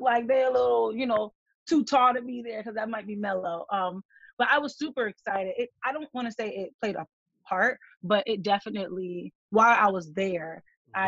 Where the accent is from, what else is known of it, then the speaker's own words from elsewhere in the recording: Connecticut, United States; moved away as an adult; also born or lived in Maryland; I am from Connecticut